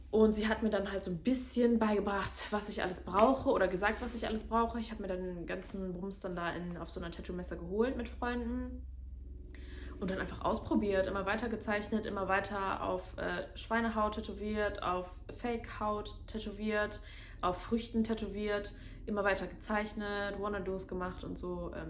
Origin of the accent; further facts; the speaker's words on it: Medellín, Antioquia, Colombia; weil in Kolumbien, vor allen Dingen in Medellin, wo meine Familie lebt, wo ich herkomme, ist halt leider immer noch recht viel Kriminalität.